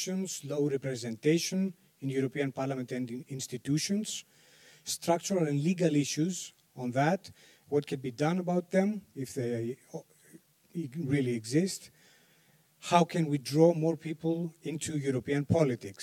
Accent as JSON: {"language": "English", "country": "Greece", "said": "I'm a journalist from Greece"}